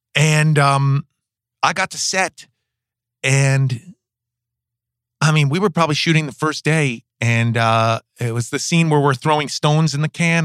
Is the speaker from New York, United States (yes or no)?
yes; New York City, New York, United States; I grew up in New York City, in Manhattan